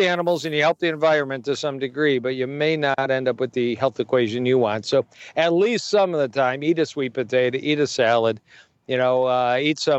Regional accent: Detroit, Michigan, United States; I'm in Detroit, Michigan, as we're talking, my hometown

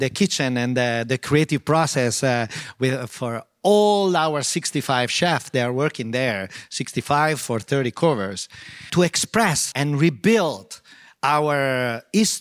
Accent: Modena, Emilia-Romagna, Italy; English is a second language; also born or lived in New York; I grew up in Modena.

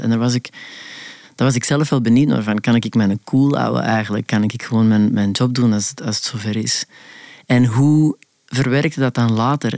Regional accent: Antwerp, Flanders, Belgium; accent: Antwerps; moved away; moet ik mijn, mijn Antwerps verbergen

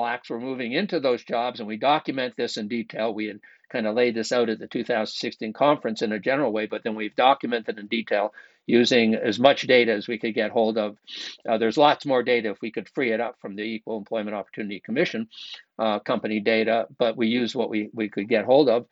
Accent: Canada; moved away; I grew up in Canada

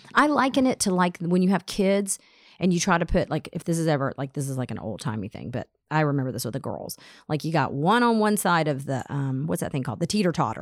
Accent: Atlanta, Georgia, United States; as a teenager growing up in Atlanta

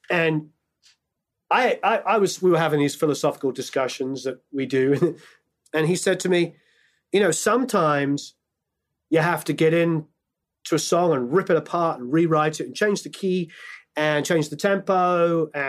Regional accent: England, United Kingdom; I'm English, so I grew up on …, like most kids in England.

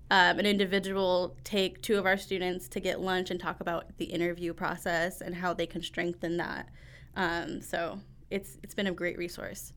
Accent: Northwest Indiana, United States; I grew up in Northwest Indiana

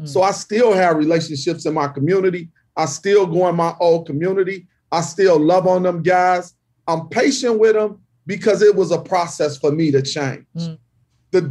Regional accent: Chicago, Illinois, United States; I'm from the Austin community, which is numerically the most violent community in Chicago

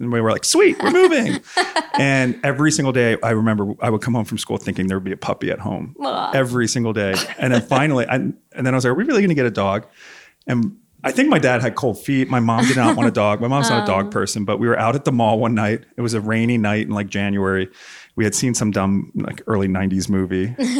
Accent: Doylestown, Pennsylvania, United States; also born or lived in Long Island, New York; I was born in Long Island, but grew up when I was seven. We moved to outside of Philadelphia, Bucks County, Doylestown.

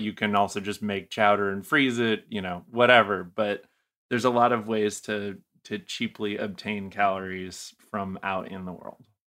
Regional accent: New England, United States; moved away; I'm originally from New England

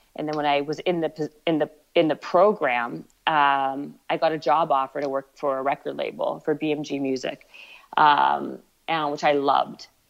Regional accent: Canada; also born or lived in Ottawa, Canada / Winnipeg, Canada / Toronto, Canada; I was born in Ottawa and then I moved to Winnipeg and then Toronto

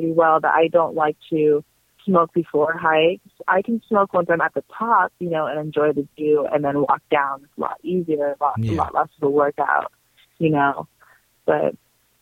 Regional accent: Arizona, United States; I'm from Arizona

